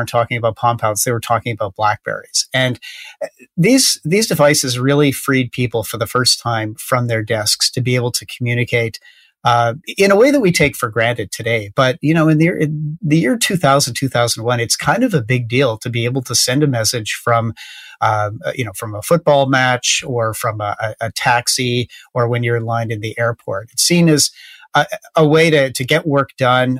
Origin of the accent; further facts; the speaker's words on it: Canada; in Canada, we have like one tech company at a time that's a big deal